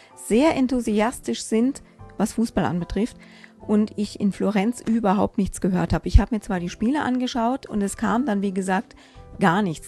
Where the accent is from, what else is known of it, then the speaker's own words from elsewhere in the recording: Germany; ich bin Deutsche